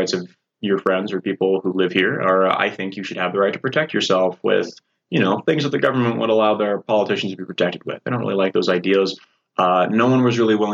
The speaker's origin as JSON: {"language": "English", "area": "Rock Island County", "region": "Illinois", "country": "United States", "tie": "born or raised there", "said": "I'm from Rock Island County"}